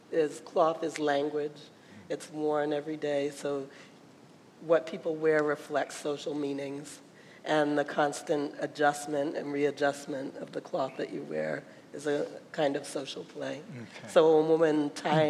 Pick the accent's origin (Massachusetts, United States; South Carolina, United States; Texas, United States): Massachusetts, United States; Attleboro; also born or lived in Boston; I'm from Boston originally. I grew up in a small factory town, Attleboro, and the mills were just there